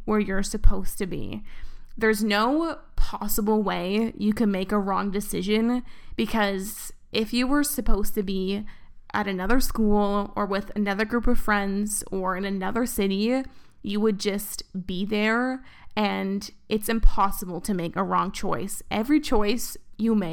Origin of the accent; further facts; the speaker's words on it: Vancouver, British Columbia, Canada; moved away as an adult; also born or lived in Toronto; I did my first year of university in Vancouver, and then I moved across the country, kind of, to Toronto. And that was the first time I lived in a place that wasn't, like, my hometown